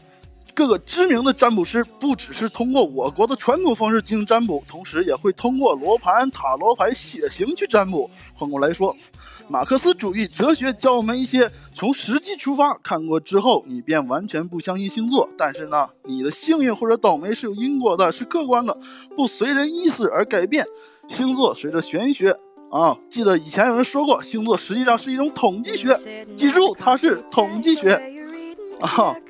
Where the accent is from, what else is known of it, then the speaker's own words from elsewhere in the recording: China; 我们中国人有一个非常好的办法，就是利用北斗七星，对吧？